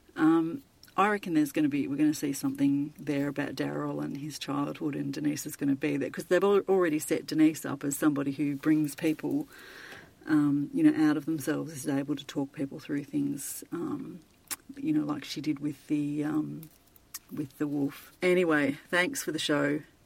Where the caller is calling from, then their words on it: Melbourne, Victoria, Australia; I'm calling from Melbourne in Australia.